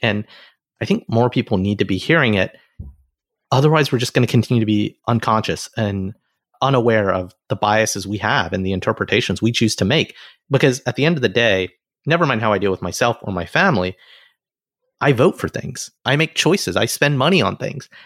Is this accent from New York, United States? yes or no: no; Alabama, United States; moved away; I grew up in the South